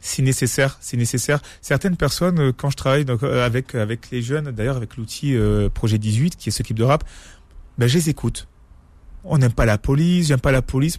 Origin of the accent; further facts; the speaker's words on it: France; je suis né ici, je, je suis français